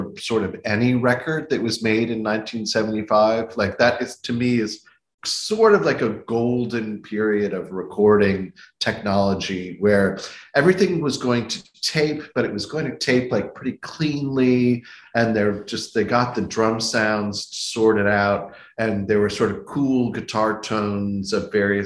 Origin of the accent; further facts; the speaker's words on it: Hilton Head, South Carolina, United States; I grew up in Hilton Head, South Carolina, it's like a sort of a golf resort